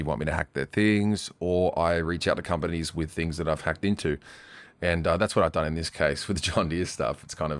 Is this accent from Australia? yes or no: yes; Australia; now in Asia; I'm a white hat hacker from Australia. I live in Asia